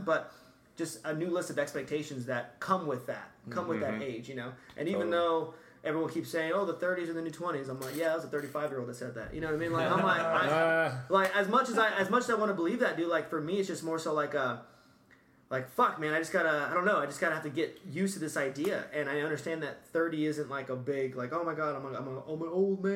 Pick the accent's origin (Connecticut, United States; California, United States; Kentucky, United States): California, United States; Bakersfield; I'm from Bakersfield.